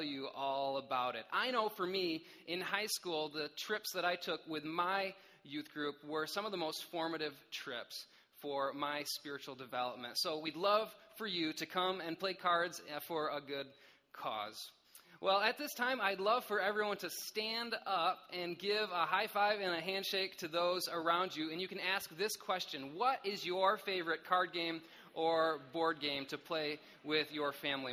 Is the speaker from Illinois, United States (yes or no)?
no; Michigan, United States; I grew up in Michigan